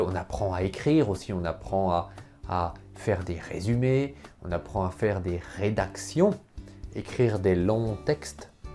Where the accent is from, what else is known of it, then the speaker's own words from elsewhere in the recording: Poitiers, Nouvelle-Aquitaine, France; first language French; je suis né à Poitiers, à côté de Poitiers